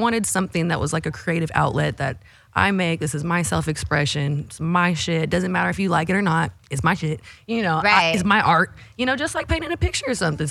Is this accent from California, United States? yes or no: yes; Vallejo, California, United States; Growing up in the Bay, Vallejo, San Francisco, Bay Area